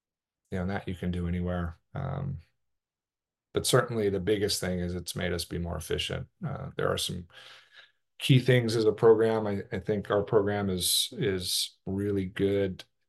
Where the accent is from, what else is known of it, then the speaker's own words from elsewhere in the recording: Oregon, United States; when I was growing up in Southern Oregon, we didn't have access to long course water